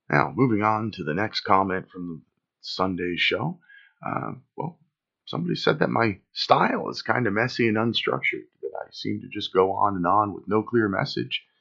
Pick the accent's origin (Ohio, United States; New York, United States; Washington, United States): New York, United States; Watkins Glen; born there; also born or lived in California / Florida / Pennsylvania; I was born in Watkins Glen, New York lived in New York, California, Florida, and Pennsylvania before I graduated high school.